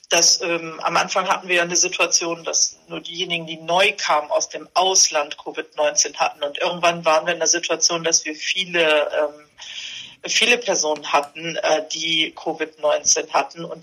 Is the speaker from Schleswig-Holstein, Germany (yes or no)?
no; Bremerhaven, Bremen, Germany; Aber ich fahre nach Bremerhaven und ich mag auch Bremerhaven und äh, das ist auch meine Heimatstadt.